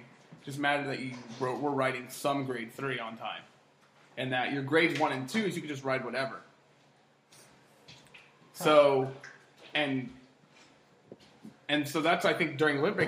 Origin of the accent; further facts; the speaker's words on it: Tennessee, United States; I'm from Tennessee